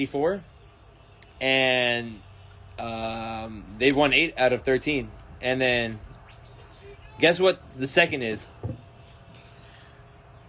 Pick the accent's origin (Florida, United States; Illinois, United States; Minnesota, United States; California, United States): California, United States; also born or lived in New York; We're from California